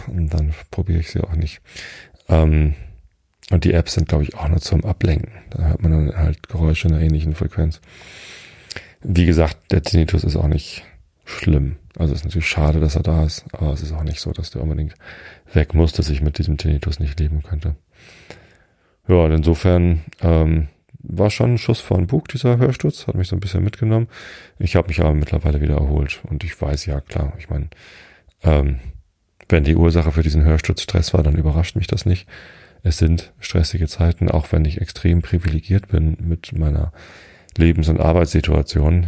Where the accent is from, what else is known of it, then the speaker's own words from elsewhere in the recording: Germany; also born or lived in Hamburg; Aufgewachsen bin ich in Vistit. Das ist nur zwei Dörfer weiter.